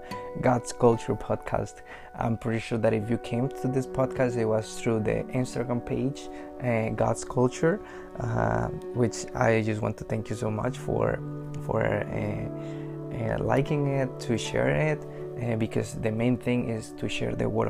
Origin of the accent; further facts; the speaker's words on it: Mexico; moved away as an adult; now in Canada; I grew up in Mexico. Like, I'm an immigrant from Mexico. I grew up and raised over there for 22 years. 3 years ago, I moved to Canada to live here